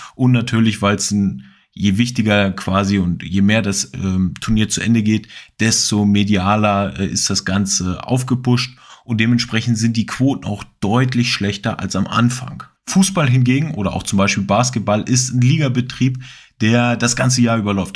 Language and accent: German; Hanover, Lower Saxony, Germany; ich bin aus Hannover